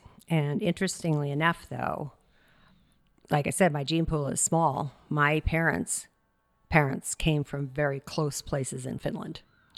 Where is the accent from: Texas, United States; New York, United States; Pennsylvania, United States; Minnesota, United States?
Minnesota, United States; now in California, United States; Oh, Minnesota.